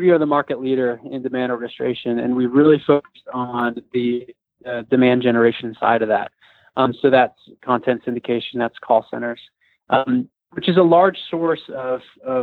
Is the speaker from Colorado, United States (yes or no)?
yes; Colorado, United States; when I was 10 years old, growing up in Colorado